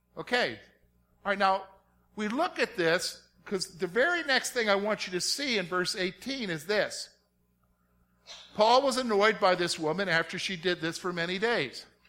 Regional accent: the South, United States; moved away; growing up in the South

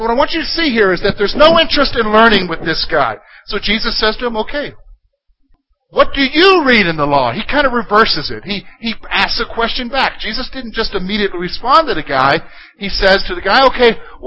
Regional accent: South Carolina, United States; as a boy growing up in South Carolina

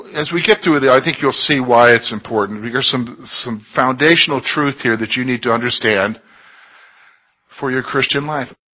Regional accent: Columbia, South Carolina, United States; moved away; I grew up in South Carolina in what's known as the Sand Hills of South Carolina, down there in Columbia

